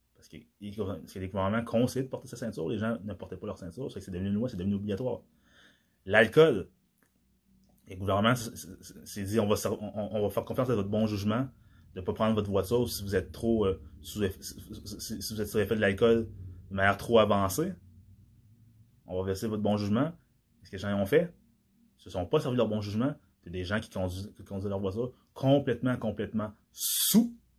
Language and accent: French; DR Congo; moved away; dans mon pays d'origine, la République démocratique du Congo